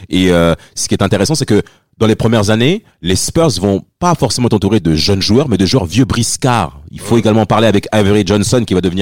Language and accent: French; France; pour nous tous en tant que Français